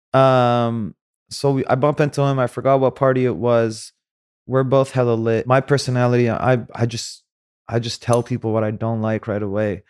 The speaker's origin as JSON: {"language": "English", "country": "Saudi Arabia", "tie": "born or raised there", "also_born_or_lived": "Cairo, Egypt", "moved": "yes", "said": "I was born in Cairo. I grew up in Saudi."}